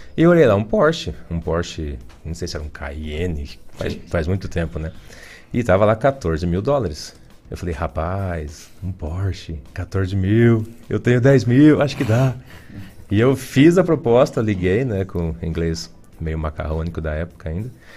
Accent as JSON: {"language": "Portuguese", "town": "Ponta Grossa", "region": "Paraná", "country": "Brazil", "tie": "born or raised there", "also_born_or_lived": "Imbituva, Paraná", "said": "Eu sou de Ponta Grossa."}